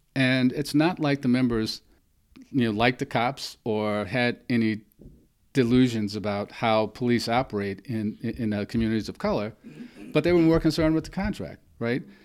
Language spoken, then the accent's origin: English; the Jim Crow South, United States; I grew up in the Jim Crow South